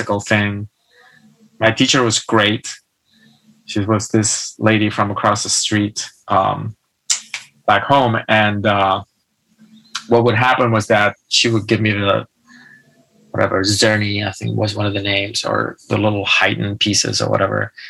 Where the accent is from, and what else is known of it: a medium town near Barcelona, Catalonia, Spain; born or raised there; moved away